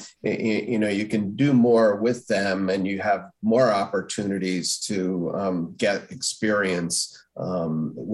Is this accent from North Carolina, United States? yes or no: no; Stamford, Connecticut, United States; I grew up in Stamford, Connecticut.